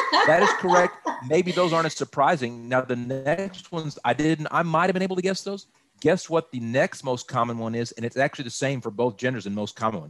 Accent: Austin, Texas, United States; moved away as an adult; also born or lived in Dallas–Fort Worth Metroplex, Texas; now in Dallas–Fort Worth, United States; I was born and raised in Austin

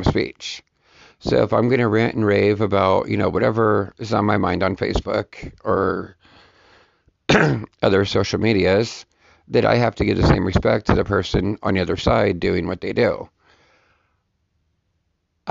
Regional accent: United States; as an American

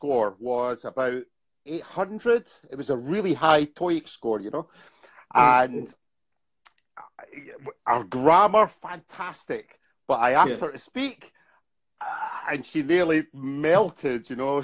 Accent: Scotland, United Kingdom; moved away as an adult; now in Bangkok, Thailand; I'm from Scotland, but I left Scotland about 15 years ago, and I've been traveling around the world, and I've spent the last 10 years in Thailand.

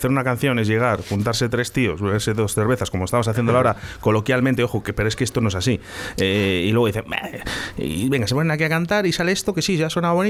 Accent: Valladolid, Castile and León, Spain; Yo soy de La Rondilla.

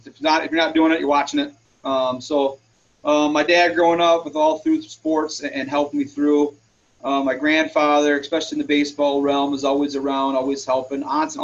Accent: Houston, Minnesota, United States; moved away as an adult; now in LeRoy, United States; I wouldn't trade growing up in Houston for anything.

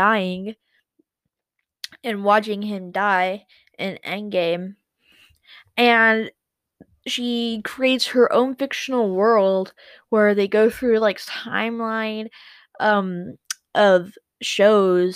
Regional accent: United States; I'm also from the United States

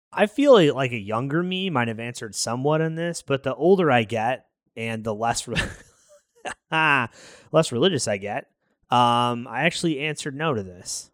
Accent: Chicago, Illinois, United States; we're from the South Side

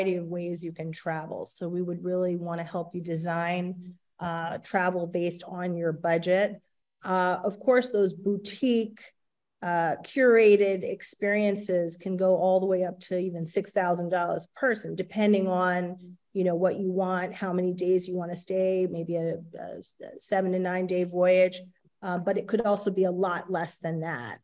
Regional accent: Bryn Mawr, Pennsylvania, United States; moved away as an adult; now in Ghana; I come from about 15 minutes outside of Philadelphia, a town called Bryn Mawr

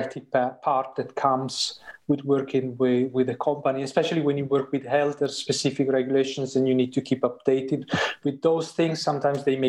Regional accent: Italy; moved away as an adult; now in Sweden; I grew up in Italy

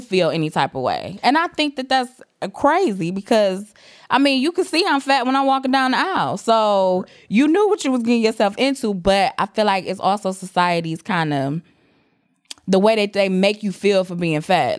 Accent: Detroit, Michigan, United States; I am from Detroit

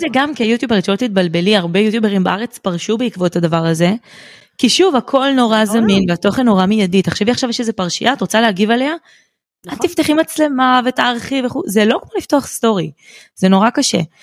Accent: Bat Yam, Tel Aviv District, Israel; אני מבת ים

